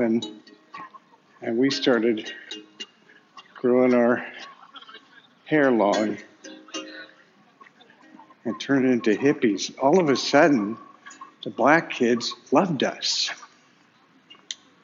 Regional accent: Sacramento, California, United States; also born or lived in Berkeley; I was going to McClatchy High School in Sacramento

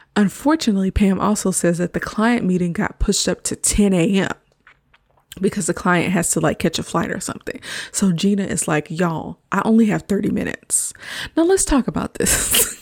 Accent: the South, United States; now in Pacific Northwest, United States; I grew up in the South

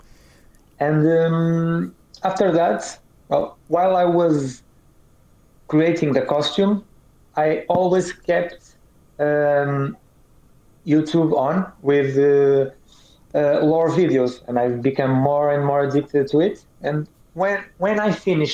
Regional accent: Portugal; English is a second language; I am from Europe, a country called Portugal

